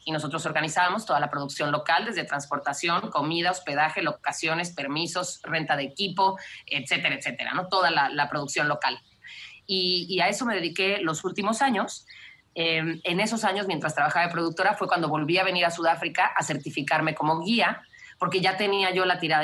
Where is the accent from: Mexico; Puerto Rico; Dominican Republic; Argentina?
Mexico; Cancún, Quintana Roo; moved away as an adult; also born or lived in Mexico City; now in South Africa; yo nací en la Ciudad de México y nos fuimos a vivir a Cancún cuando yo tenía seis años